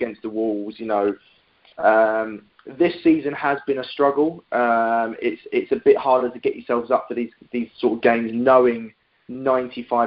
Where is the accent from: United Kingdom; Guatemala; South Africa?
United Kingdom; London; I live in East London, have done all my life, was born here, lived here, raised here, still live here